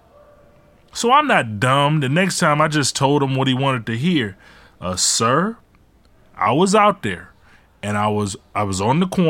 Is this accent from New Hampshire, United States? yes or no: no; Ecorse, Michigan, United States; also born or lived in Detroit, Michigan; When my mom left my dad, we moved from Detroit to Ecorse.